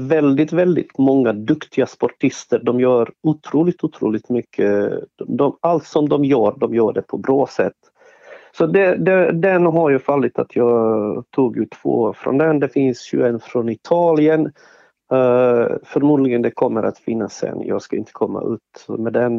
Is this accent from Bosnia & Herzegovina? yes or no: yes; Sarajevo, Federation of Bosnia and Herzegovina, Bosnia & Herzegovina; Swedish is a second language; now in Sweden; jag är från ursprungligen, jag är född eh, i Sarajevo